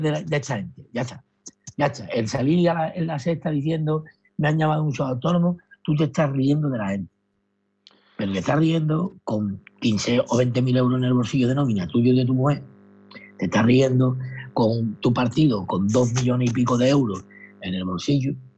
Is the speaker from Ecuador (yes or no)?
no; Madrid, Community of Madrid, Spain; yo soy de Valleca